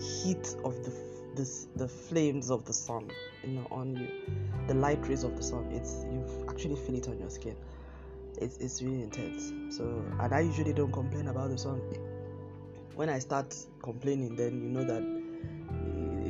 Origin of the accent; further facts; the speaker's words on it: Nigeria; moved away; in my home country, Nigeria